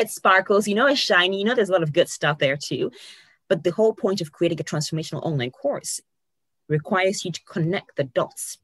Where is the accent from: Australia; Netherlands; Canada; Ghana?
Ghana; moved away as an adult; also born or lived in Poland; now in United Kingdom; I was born and bred in Ghana. I was born and raised